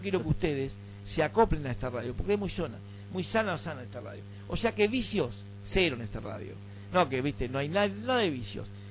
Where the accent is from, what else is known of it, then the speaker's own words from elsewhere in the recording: Buenos Aires, Argentina; nosotros los porteños, vamos a nosotros los porteños, porque somos porteños